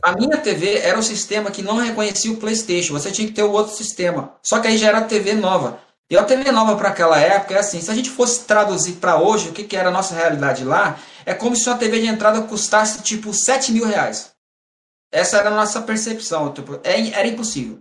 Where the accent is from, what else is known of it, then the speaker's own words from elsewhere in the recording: Mato Grosso, Brazil; moved away as an adult; also born or lived in São Paulo; now in Santos, Brazil; Eu nasci em São Paulo e eu cresci no Mato Grosso